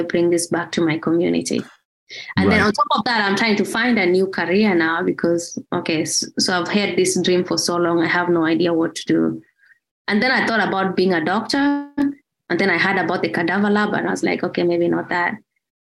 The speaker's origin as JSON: {"language": "English", "town": "Mogotio", "region": "Baringo County", "country": "Kenya", "tie": "born or raised there", "moved": "as an adult", "lives_now": "United States", "said": "I grew up in Mogotio"}